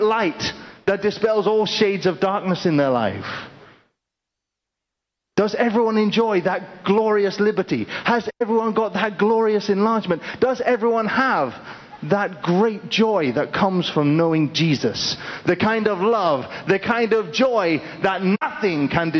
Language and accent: English; United Kingdom; moved away; I'm originally from the United Kingdom